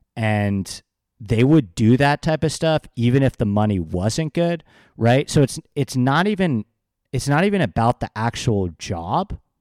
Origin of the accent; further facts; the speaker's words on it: New York, United States; I grew up in New York